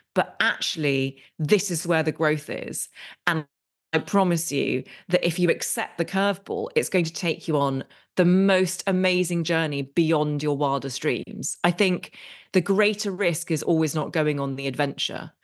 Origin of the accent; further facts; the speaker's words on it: England, United Kingdom; we're very English in many ways